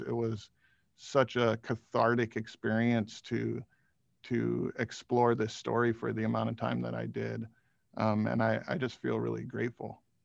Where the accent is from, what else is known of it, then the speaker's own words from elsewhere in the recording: Hawaii, United States; I grew up in Hawaii